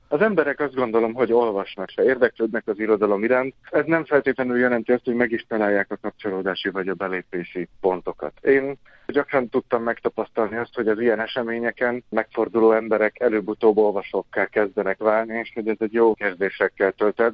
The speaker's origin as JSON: {"language": "Hungarian", "town": "Salgótarján", "region": "Nógrád", "country": "Hungary", "tie": "born or raised there", "also_born_or_lived": "Sárospatak", "moved": "as an adult", "lives_now": "Debrecen, Hungary", "said": "Azt nem mondom, hogy debreceniként gondolok magamra, mert még mindig Salgó Tarjániként"}